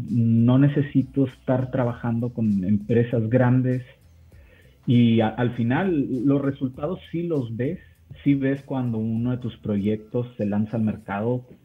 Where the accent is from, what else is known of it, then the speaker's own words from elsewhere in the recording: Mexico; Sé que aquí yo soy mexicano, entonces aquí en México es difícil tratar de, de, cambiar esa perspectiva.